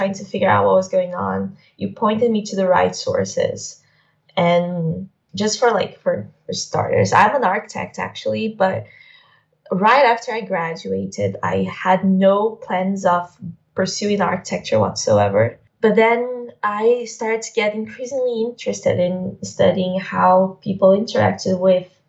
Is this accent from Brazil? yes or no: yes; Brazil; I am from Brazil.